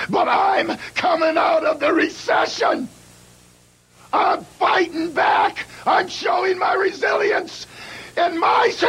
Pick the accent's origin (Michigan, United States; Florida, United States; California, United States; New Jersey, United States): Michigan, United States; Detroit; Now, maybe in Alberta, you're the hitman. I grew up in Detroit, Bret.